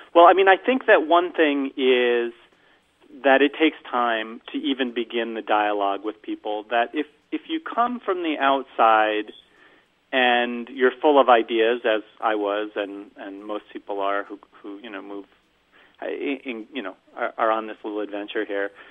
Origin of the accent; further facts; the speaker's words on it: New York, United States; moved away; also born or lived in St. Paul, Minnesota; I grew up a Jew in New York eating bagels